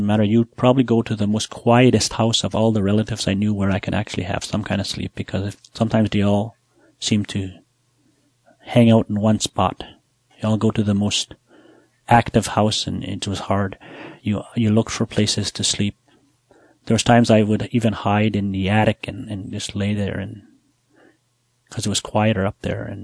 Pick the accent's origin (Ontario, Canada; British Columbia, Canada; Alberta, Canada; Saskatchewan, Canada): Saskatchewan, Canada; Buffalo Narrows; I'm from Buffalo Narrows. I was born there. I grew up there